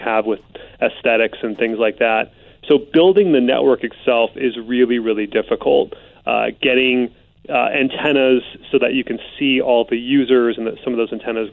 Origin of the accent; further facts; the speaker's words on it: Bay Area, California, United States; I grew up in the Bay Area in the 80s and 90s